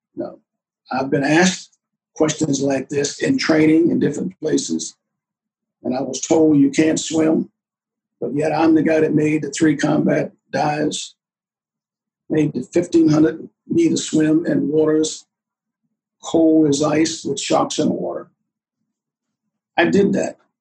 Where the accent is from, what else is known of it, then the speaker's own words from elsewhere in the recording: Bishopville, South Carolina, United States; now in Virginia, United States; I come back from Bishopville, I, you know, they're trying to get me to move back home